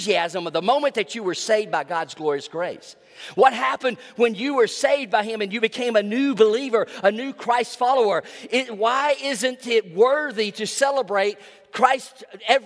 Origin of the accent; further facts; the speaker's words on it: Trussville, Alabama, United States; I was 17 years old, Baptist kid growing up in Trustful, Alabama